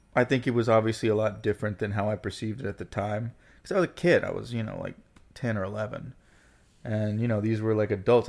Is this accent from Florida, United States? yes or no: yes; Gulf Breeze, Florida, United States; also born or lived in Pensacola, Florida; now in Brooklyn, United States; born in Pensacola, Florida, grew up in Gulf Breeze, Florida